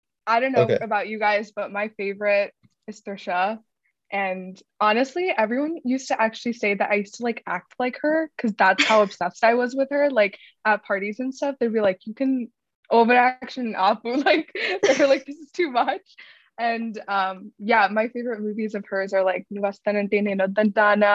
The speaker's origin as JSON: {"language": "English", "region": "Northern Virginia", "country": "United States", "said": "we're from Nova, so shout out to the Nova kids, Northern Virginia"}